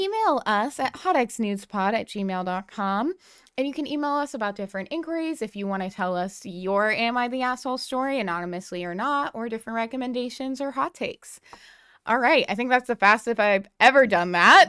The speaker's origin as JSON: {"language": "English", "region": "New England", "country": "United States", "tie": "born or raised there"}